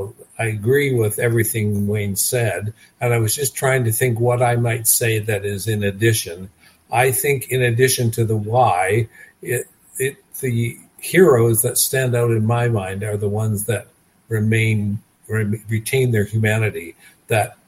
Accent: Nova Scotia, Canada; also born or lived in British Columbia; now in Kelowna, Canada; I live in Kelowna, British Columbia. I was born in Nova Scotia, but I've lived in British Columbia for more than 50 years.

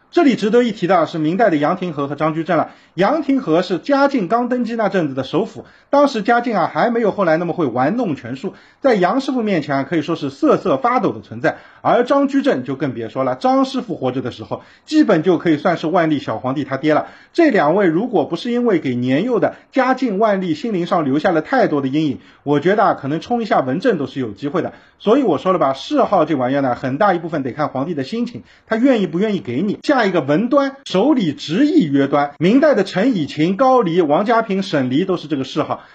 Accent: Shanghai, China; 还有咱们上海人的骄傲徐阶徐格老

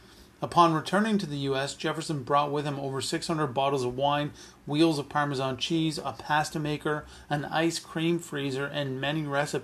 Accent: Canada; As a Canadian

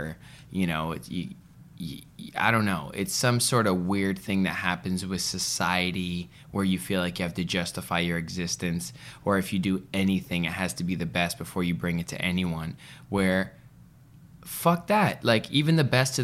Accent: Vancouver, British Columbia, Canada; I'm from Vancouver.

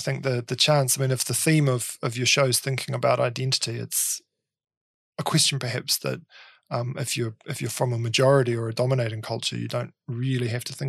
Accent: Dunedin, Otago, New Zealand; moved away as an adult; also born or lived in Melbourne / Tokyo; now in Wellington, New Zealand; Well, I was born in Dunedin. I grew up in Dunedin and did my undergraduate study at the University of Otago.

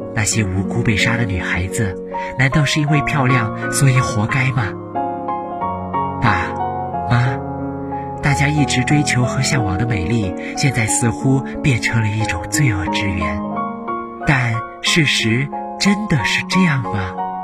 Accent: Xining, Qinghai, China; moved away as an adult; now in Nanjing, China; 来自青海西宁

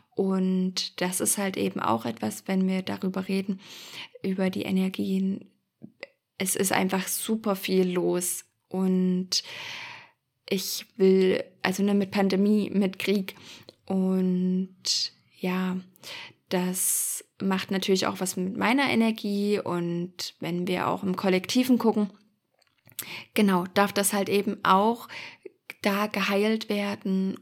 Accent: Germany; wir sind ja als Deutsche

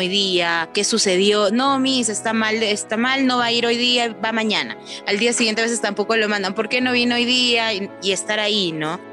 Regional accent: Lima, Peru; moved away as an adult; now in Urubamba, Peru; Yo soy natural de Lima, pero por eh, motivos de trabajo llevo viviendo aquí en Urubamba, en Cusco, ya cuatro años.

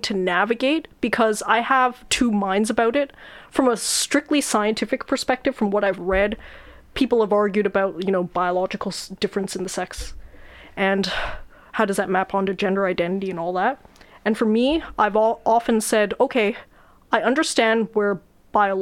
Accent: Canada; I was born in Canada

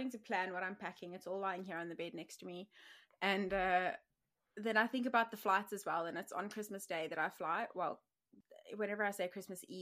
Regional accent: England, United Kingdom; I am English

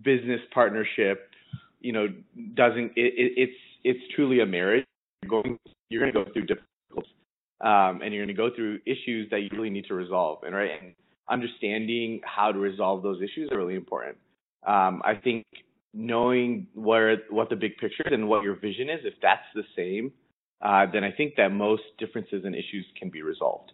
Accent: Detroit, Michigan, United States; moved away as an adult; now in Chicago, United States; I was born in Detroit

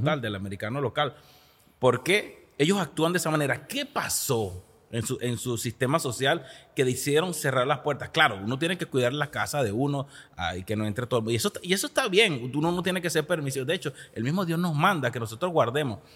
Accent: Venezuela; moved away as an adult; now in United States

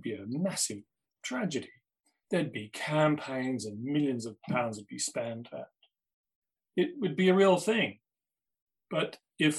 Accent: Melbourne, Victoria, Australia; moved away; I grew up in Australia, in Melbourne, always liked art at school

